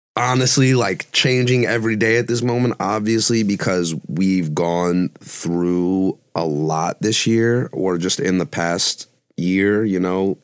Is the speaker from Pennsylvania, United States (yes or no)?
no; New York City, New York, United States; I was born in Brooklyn, so I've been in New York my whole life